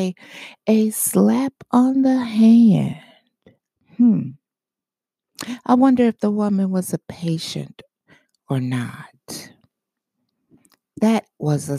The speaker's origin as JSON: {"language": "English", "region": "Michigan", "country": "United States", "said": "my home state of Michigan"}